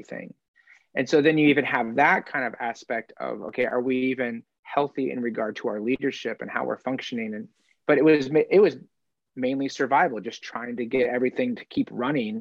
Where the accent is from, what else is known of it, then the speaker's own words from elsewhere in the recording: Indiana, United States; moved away as an adult; also born or lived in Simpsonville, South Carolina / Wisconsin; I grew up in Indiana